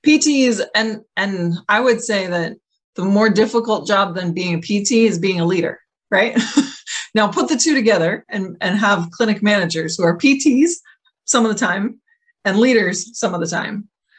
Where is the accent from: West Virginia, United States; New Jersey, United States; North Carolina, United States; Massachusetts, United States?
Massachusetts, United States; Boston; because we all know I'm from Boston.